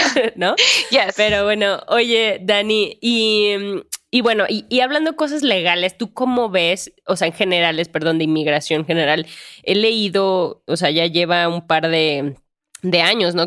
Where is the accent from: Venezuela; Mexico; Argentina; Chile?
Mexico; Guanajuato; yo también que soy de Guanajuato